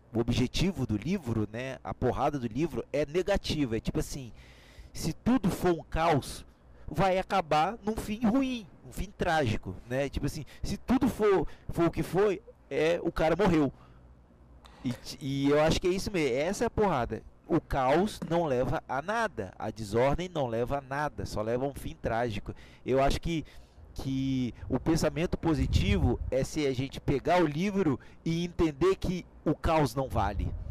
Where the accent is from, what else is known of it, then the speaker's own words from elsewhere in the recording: Brazil; nós somos brasileiros